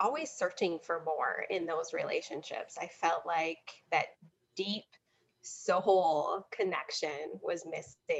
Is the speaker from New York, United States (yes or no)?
no; Wisconsin, United States; I'm a Midwesterner, as you noted before, from Wisconsin, born and raised.